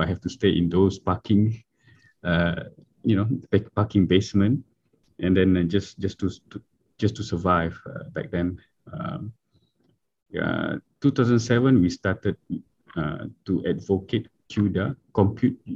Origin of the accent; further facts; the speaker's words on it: Miri, Sarawak, Malaysia; moved away; also born or lived in Japan / Kuala Lumpur; I'm from Miri, Sarawak.